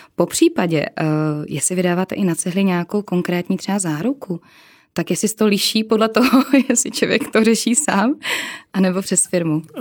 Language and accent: Czech; Czechia; my jsme Češi